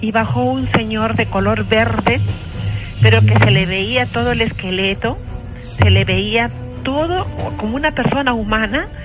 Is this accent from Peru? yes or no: yes; Cajamarca, Peru; now in Lima, Peru; pero yo soy de provincia, soy cajamarquina.